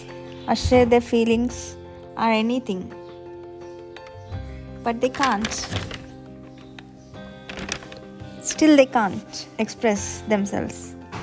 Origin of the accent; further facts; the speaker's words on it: Hyderabad, Telangana, India; English is a second language; Basically, I'm from Hyderabad. I'm a BTech graduate, currently working for a government organization.